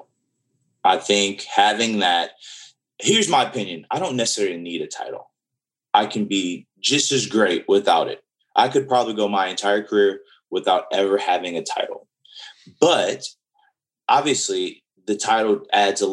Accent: New Orleans, Louisiana, United States; I grew up in New Orleans and I was around a lot of older people in New Orleans

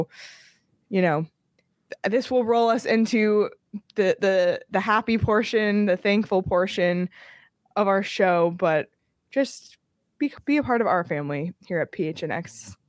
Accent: Canada; now in United States; Growing up in Canada was a given, but when I moved to Arizona, you know, I was like, what's going to connect me back to Canada?

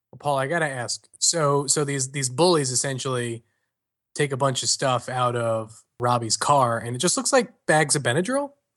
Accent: New York, United States; I'm from New York

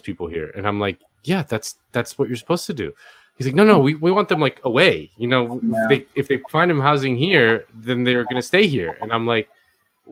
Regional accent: Miami, Florida, United States; moved away as an adult; now in Los Angeles, United States

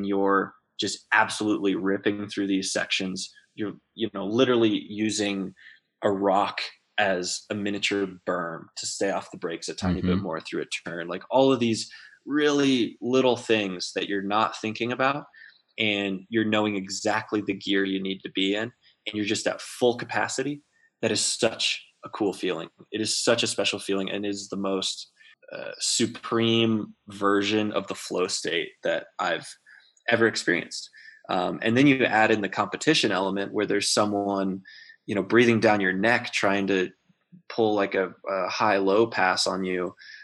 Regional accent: Central Texas, United States; now in Durango, United States; I grew up in Central Texas.

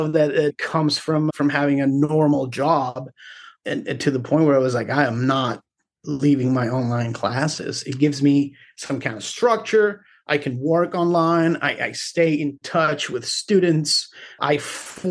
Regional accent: Carolina, Puerto Rico; moved away as an adult; also born or lived in Río Piedras, Puerto Rico; now in Austin, United States; I was born in Rio Piedras, right next to the university, and grew up in Carolina.

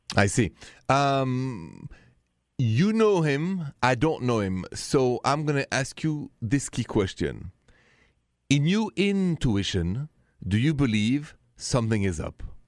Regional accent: Paris, Île-de-France, France; accent: French; English is a second language; moved away as an adult; now in United States; this accent is French, Français, straight from Paris. But I've been here many, many years, and I'm even American now

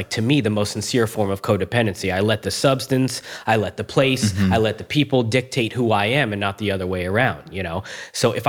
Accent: Cooper City, Florida, United States; also born or lived in Margate, Florida / Homestead, Florida / Tampa, Florida; I'm from South Florida, man. I'm a native, just like you. I was born in Margate, and then we moved to Homestead

